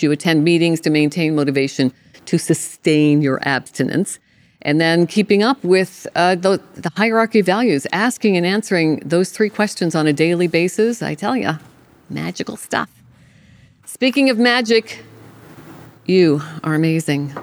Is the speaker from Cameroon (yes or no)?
no; Canada; I'm Canadian